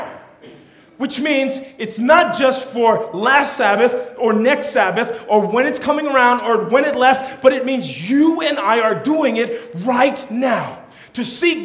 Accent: California, United States; first language Tongan; English is a second language; I'm a Tongan, so when I was born, the language that was prevalent in my house was Tongan. But I grew up in California

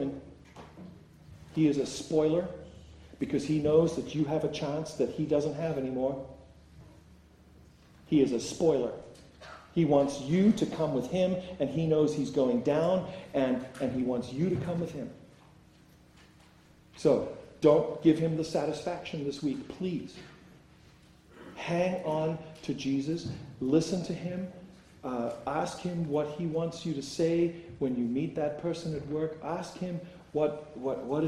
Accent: South Africa; my home country of South Africa

